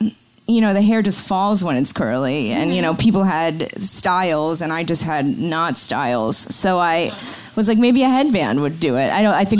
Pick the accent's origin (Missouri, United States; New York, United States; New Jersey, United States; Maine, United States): Maine, United States; Ogunquit; Maine. But oh, not Maine. Agunquit, like north.